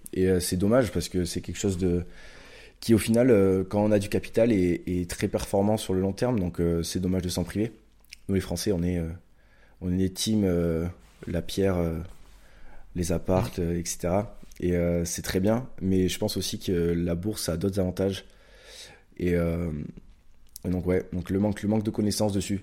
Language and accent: French; Pau, Nouvelle-Aquitaine, France; je suis palois, donc je viens de Pau, dans le sud-ouest de la France. Donc j'ai grandi ici